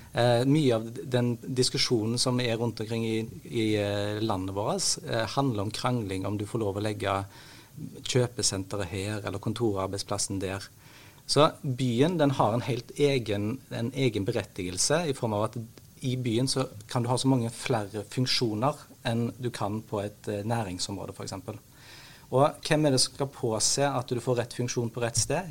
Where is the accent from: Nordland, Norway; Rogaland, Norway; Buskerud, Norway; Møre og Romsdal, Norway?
Rogaland, Norway; Haugesund; jeg er en haugesunder